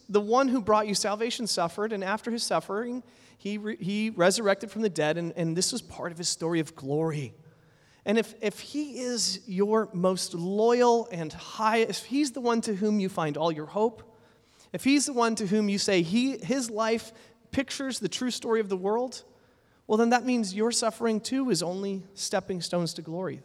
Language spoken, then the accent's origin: English; United States; moved away; I grew up in the States